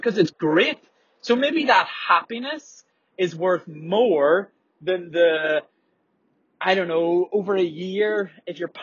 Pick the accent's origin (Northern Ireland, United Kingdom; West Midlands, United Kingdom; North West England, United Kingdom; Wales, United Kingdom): Northern Ireland, United Kingdom; Belfast; I'm from Belfast